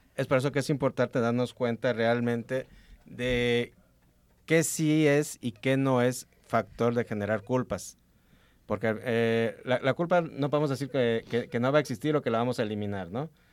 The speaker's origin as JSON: {"language": "Spanish", "country": "Mexico", "said": "aquí como mexicanos y como un país altamente religioso"}